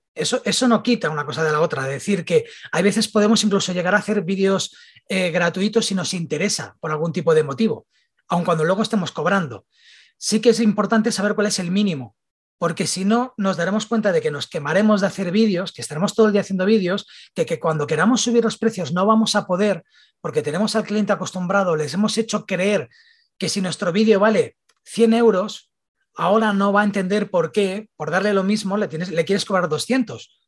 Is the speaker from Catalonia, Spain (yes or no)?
yes; Barcelona, Catalonia, Spain; soy de Barcelona